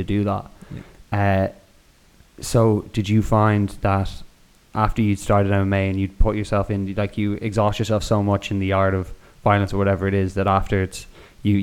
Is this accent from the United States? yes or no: no; Ireland; moved away as an adult; also born or lived in Canada; now in Spain; this is just from me growing up now in Ireland, fighting's a big part of like growing up in Ireland